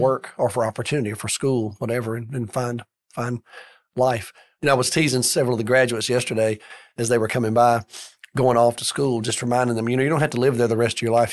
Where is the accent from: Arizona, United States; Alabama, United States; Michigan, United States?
Alabama, United States; Birmingham; I grew up in Birmingham, went to college in Birmingham